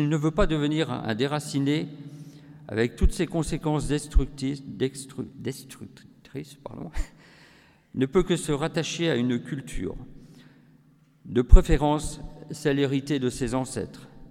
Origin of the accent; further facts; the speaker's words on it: Breton, Brittany, France; j'ai aussi été élu euh, à l'Union internationale des scouts d'Europe au niveau européen, en tant que breton